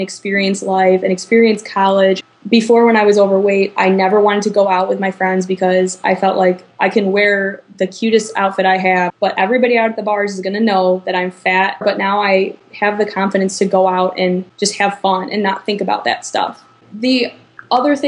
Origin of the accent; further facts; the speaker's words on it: Chicago, Illinois, United States; moved away as an adult; now in Iowa City, United States; I'm from the Chicago suburbs, but I currently live in Iowa City going to school at the University of Iowa.